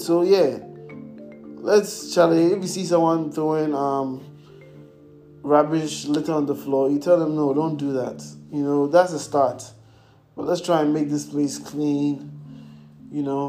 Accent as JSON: {"language": "English", "country": "Ghana", "tie": "born or raised there", "said": "I'm in Ghana. I'm Ghanaian. I was born here. I was raised there."}